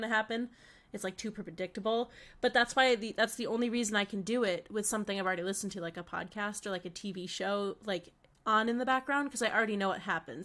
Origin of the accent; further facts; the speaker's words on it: Connecticut, United States; now in Boston, United States; we're both from Connecticut